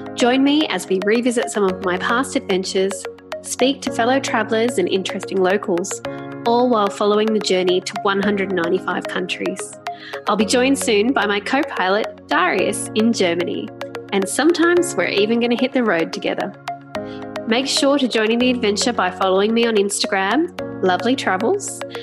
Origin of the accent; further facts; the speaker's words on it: Australia; we're Australians from Australia